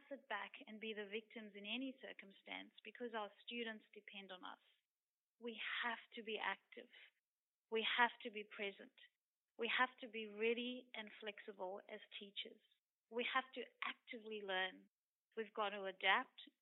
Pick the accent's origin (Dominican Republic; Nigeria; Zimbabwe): Zimbabwe; now in Queensland, Australia; I've grown up in Zimbabwe, and I remember being in primary school